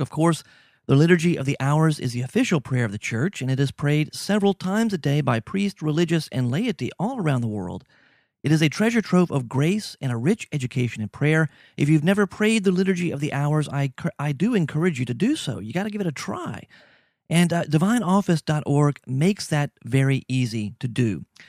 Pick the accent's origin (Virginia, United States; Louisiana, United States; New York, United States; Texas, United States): Louisiana, United States; also born or lived in Mexico; I'm from Louisiana.